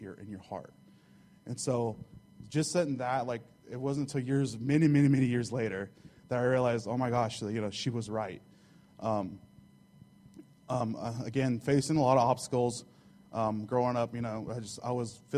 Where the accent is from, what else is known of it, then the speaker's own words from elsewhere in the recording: Holcomb, Kansas, United States; first language Spanish; English is a second language; I grew up in Southwest Kansas, Holcomb, Kansas, a little small community